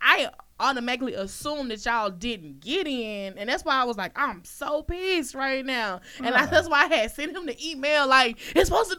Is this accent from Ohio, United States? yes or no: no; Alexandria, Louisiana, United States; I'm from Alexandria, Louisiana